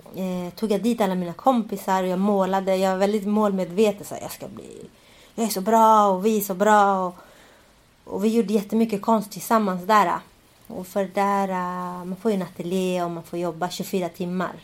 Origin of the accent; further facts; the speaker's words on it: Sweden; jag är ju uppväxt i Sverige